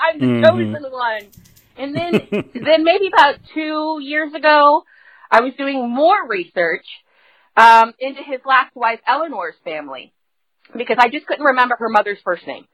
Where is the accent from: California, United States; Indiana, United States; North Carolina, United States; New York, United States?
Indiana, United States; Indianapolis; I'm from Indianapolis